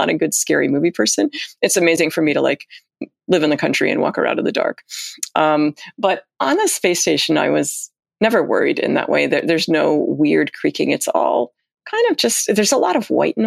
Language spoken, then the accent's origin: English; United States; as Americans